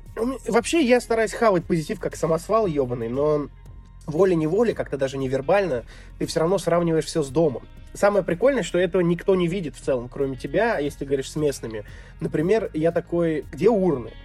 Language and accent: Russian; Tver, Tver Oblast, Russia; moved away as an adult; now in Kyrgyzstan; в Твери, где я родился, в городе в России